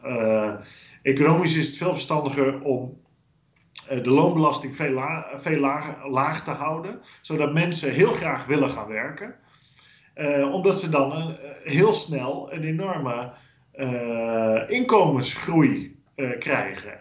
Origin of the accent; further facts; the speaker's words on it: Netherlands; now in Brussels, Belgium; als Nederlanders